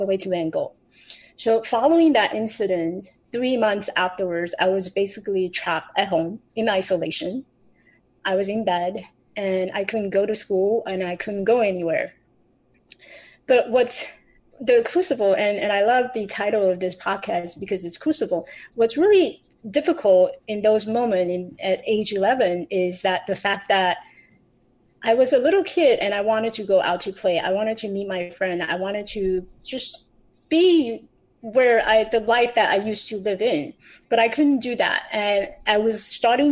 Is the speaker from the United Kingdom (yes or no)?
no; Taiwan; I grew up in Taiwan. I was born in Taiwan.